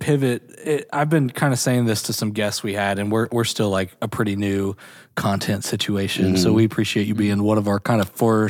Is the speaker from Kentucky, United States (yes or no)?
yes; Kentucky, United States; we're from Kentucky.